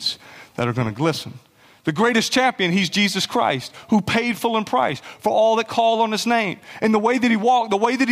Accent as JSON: {"language": "English", "region": "South Carolina", "country": "United States", "said": "I'm from South Carolina"}